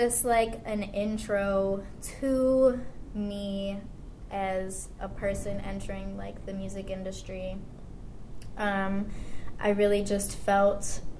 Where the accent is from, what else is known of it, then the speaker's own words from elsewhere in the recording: Chicago, Illinois, United States; also born or lived in France; I am from Chicago. I was born and raised in Chicago.